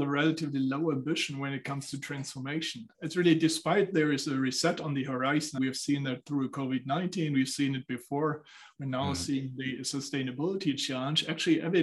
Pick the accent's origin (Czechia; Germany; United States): Germany; Southern Germany; now in Frankfurt, Germany; I'm coming from Germany. So I grew up in the southern part of Germany. Now I'm based out of Frankfurt.